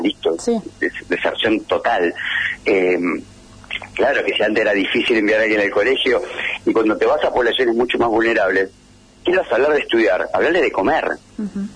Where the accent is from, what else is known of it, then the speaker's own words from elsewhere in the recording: Pergamino, Buenos Aires Province, Argentina; moved away as an adult; yo soy de Pergamino, para irme a estudiar me tuve que ir a Buenos Aires